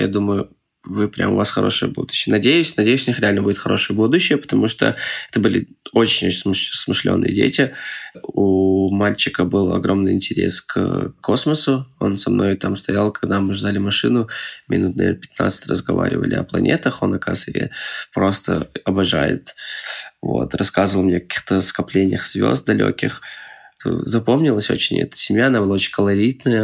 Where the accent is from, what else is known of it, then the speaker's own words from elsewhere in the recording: Moscow, Russia; moved away as an adult; now in Przemyśl, Poland; я таджик, но я из Москвы